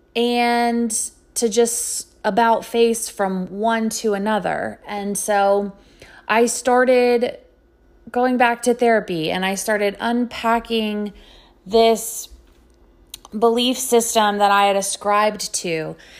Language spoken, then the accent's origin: English; Sugar Land, Texas, United States; also born or lived in Lubbock, Texas; now in Dallas, United States; I am a native Texan. I grew up outside of Houston in a suburb called Sugarland